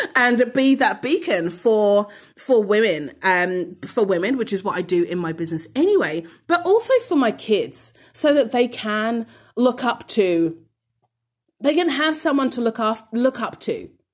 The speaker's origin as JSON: {"language": "English", "region": "London", "country": "United Kingdom", "tie": "born or raised there", "moved": "yes", "lives_now": "Australia", "said": "born and bred in London"}